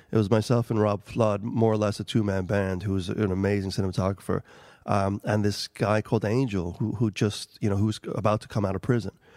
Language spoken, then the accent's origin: English; New York City, New York, United States; first language Albanian; English is a second language; moved away as an adult; also born or lived in Kosovo; now in Ireland; I grew up in New York City